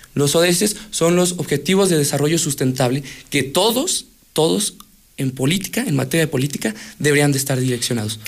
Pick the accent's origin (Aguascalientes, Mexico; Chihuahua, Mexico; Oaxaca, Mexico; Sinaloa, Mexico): Aguascalientes, Mexico; Yo nací en Aguascalientes y nací en el Distrito 6